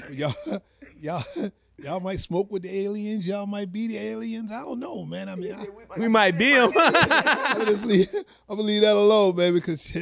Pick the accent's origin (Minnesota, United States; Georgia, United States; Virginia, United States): Virginia, United States; Petersburg; I'm from Petersburg. Well, West Petersburg to be exact, Dinwiddie County. I mean, you know, I've been out there for pretty much all my life. I mean, you know, just born and raised out there.